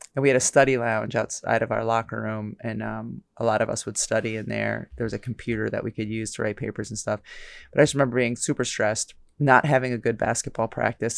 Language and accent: English; United States; we grew up here